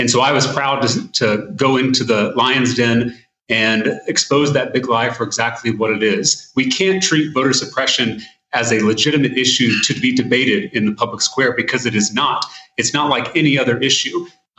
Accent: Texas, United States; And I'm also a Texan.

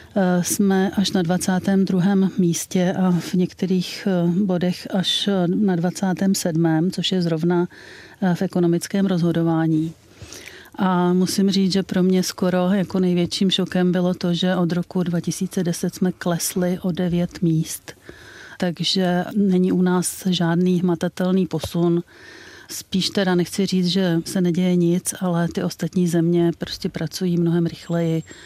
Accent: Czechia; u nás v Čechách

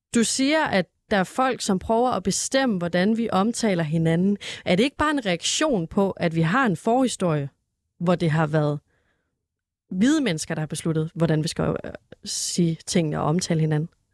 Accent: Denmark; som dansker

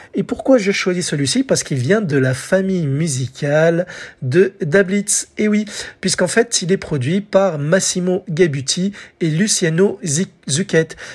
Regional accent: France; chez nous en France

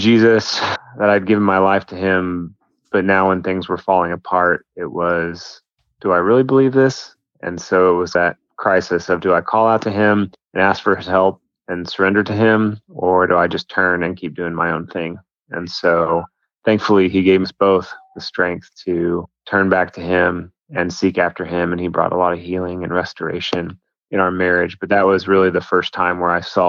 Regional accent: Denver, Colorado, United States; now in Oklahoma, United States; I grew up in Denver, Colorado

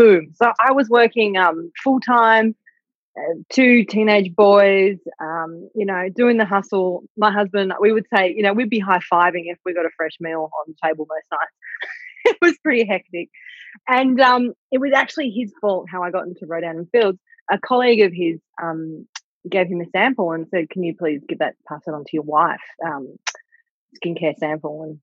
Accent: Australia; we're Australian

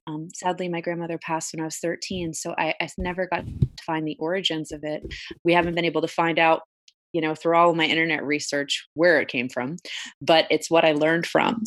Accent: Brielle, New Jersey, United States; I grew up in Brielle, uh, it's a little shore town, um, in, in Jersey

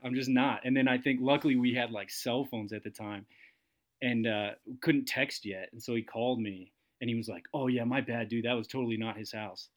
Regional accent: Massachusetts, United States; my good friend uh, Mike that I grew up with in in Massachusetts

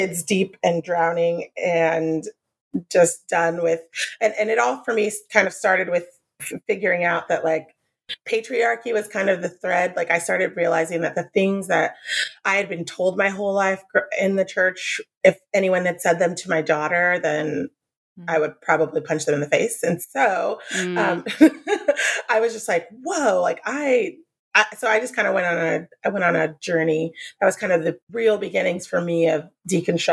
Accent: San Diego, California, United States; also born or lived in Oklahoma; Grew up Southern Baptist, but I was born here in San Diego, lived here my whole life for the most part, went to Oklahoma for a while

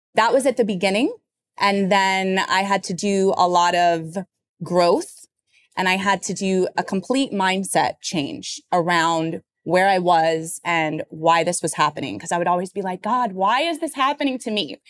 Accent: Florida, United States; now in New York City, United States; I'm originally from Florida

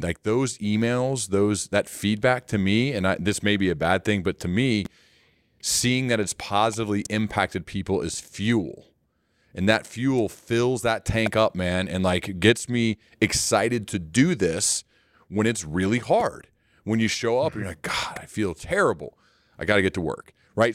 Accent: Ohio, United States; I'm from Ohio

